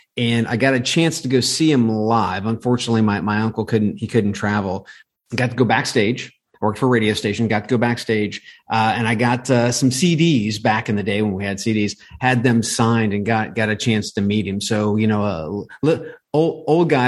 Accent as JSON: {"language": "English", "region": "Ohio", "country": "United States", "tie": "born or raised there", "said": "I grew up in in Ohio. Everything is mm-hmm. football mm. in Ohio"}